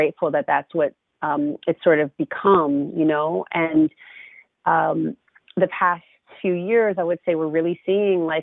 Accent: California, United States; moved away as an adult; now in Brooklyn, United States; I'm from California

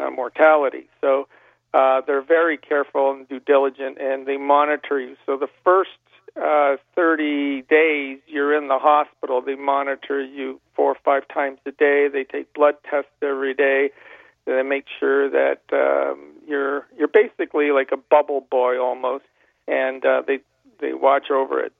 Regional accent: Niagara Falls, Ontario, Canada; I was from Niagara Falls and um, born and raised

